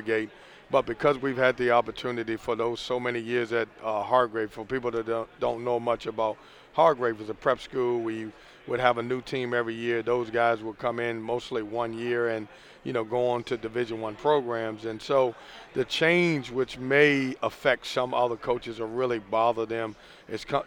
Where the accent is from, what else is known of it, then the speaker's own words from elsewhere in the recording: Lynchburg, Virginia, United States; moved away as an adult; also born or lived in Chatham, Virginia; now in Raleigh, United States; I'm born and raised in Lynchburg, Virginia.